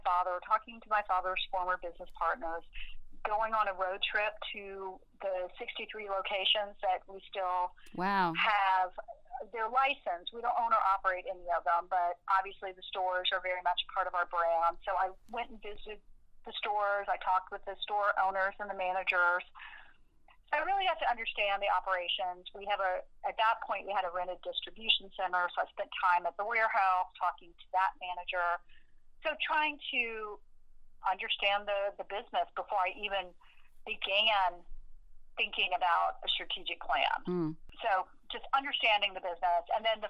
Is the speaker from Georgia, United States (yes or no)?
yes; Middle Georgia, United States; I'm from Middle Georgia